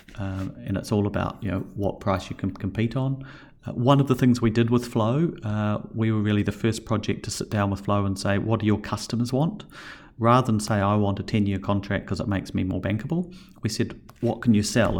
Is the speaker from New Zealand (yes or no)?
yes; New Zealand; now in Australia; as a Kiwi